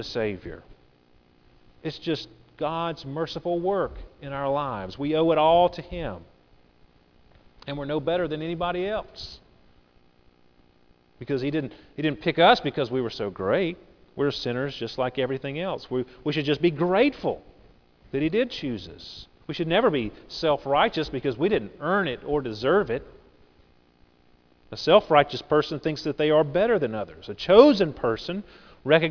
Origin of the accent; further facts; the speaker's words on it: United States; also born or lived in England; I lived in England for over 7 years, and I was always astounded as an American observing British culture